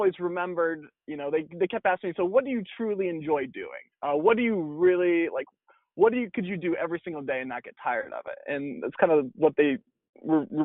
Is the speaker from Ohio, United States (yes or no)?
yes; Holgate, Ohio, United States; moved away as an adult; now in California, United States; Born and raised in Ohio. So Northwest Ohio is, you know, hometown called Holgate, Ohio, very small